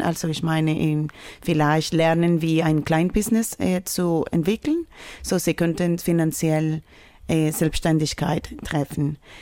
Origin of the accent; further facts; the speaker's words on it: Villavicencio, Meta, Colombia; German is a second language; moved away; ich komme aus Südostkolumbiens. Das ist eine Stadt wie groß wie Leipzig ungefähr. Es heißt Villa Vicencio. Es war, wir könnten sagen, rote Zone in Kolumbien. Ja, so bin ich aufgewachsen